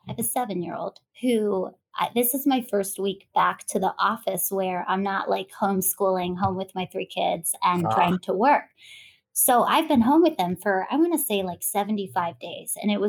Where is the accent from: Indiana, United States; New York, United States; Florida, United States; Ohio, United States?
Ohio, United States; Canton; I was born in Ohio.